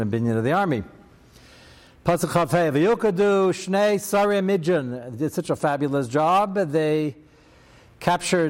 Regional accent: United States; I'm very American

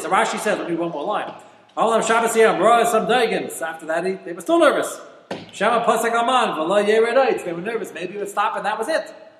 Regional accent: United States; I'm an American

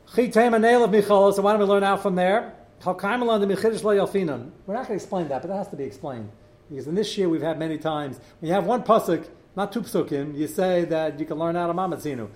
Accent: New York City, New York, United States; I grew up in Brooklyn.

